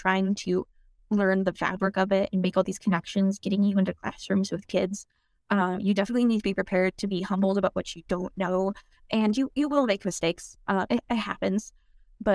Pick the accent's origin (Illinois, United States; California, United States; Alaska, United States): Alaska, United States; there was just something so unique about growing up in Alaska.